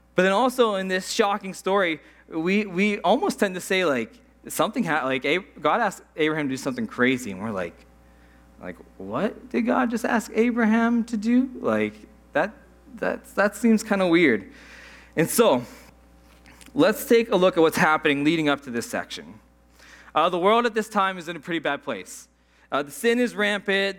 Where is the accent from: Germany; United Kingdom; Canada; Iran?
Canada; Saskatchewan; moved away; I'm from Saskatchewan